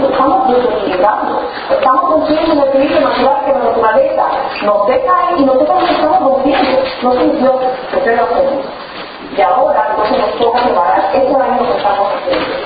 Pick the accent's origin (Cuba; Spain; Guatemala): Cuba; moved away; a pesar o gracias a que estaba en Cuba en aquel tiempo, que soy cubana